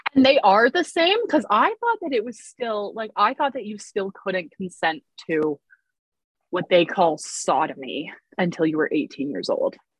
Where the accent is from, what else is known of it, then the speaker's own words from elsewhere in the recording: New Brunswick, Canada; I grew up in New Brunswick